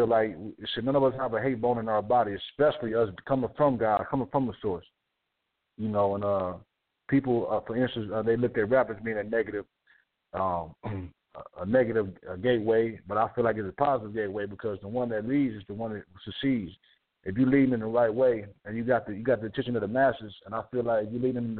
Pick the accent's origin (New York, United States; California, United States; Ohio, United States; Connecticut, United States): Ohio, United States; Toledo; I'm from Toledo, Ohio.